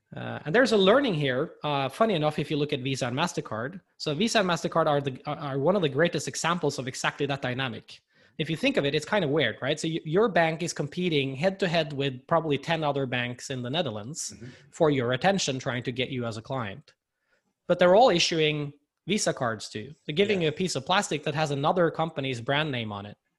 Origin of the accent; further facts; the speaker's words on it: Norway; I'm here from Norway and and I've seen firsthand the development here in the Nordics